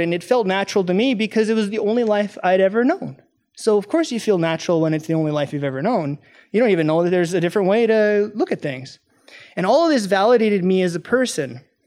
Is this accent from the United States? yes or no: no; Canada; I'm from Canada